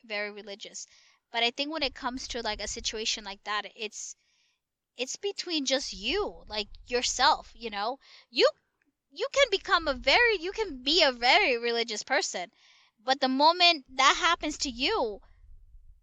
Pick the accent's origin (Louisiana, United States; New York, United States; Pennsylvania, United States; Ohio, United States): New York, United States; we're actually from New York